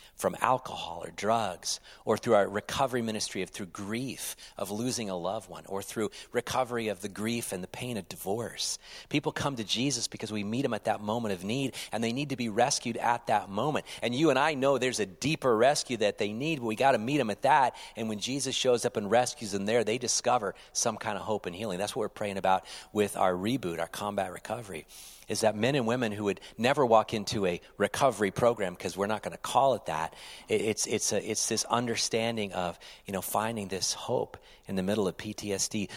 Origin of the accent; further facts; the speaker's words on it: United States; as an American citizen